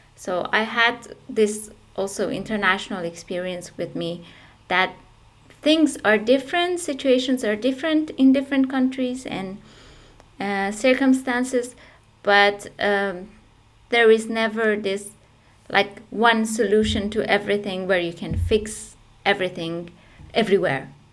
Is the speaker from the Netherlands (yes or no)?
no; Iran; moved away as an adult; also born or lived in Turkey; now in Essen, Germany; I originally come from Iran